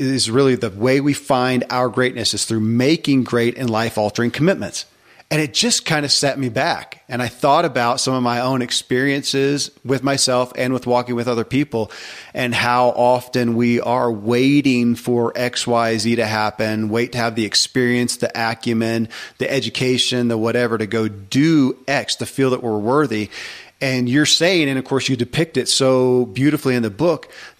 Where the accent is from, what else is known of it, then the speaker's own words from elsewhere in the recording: Kentucky, United States; I grew up in Kentucky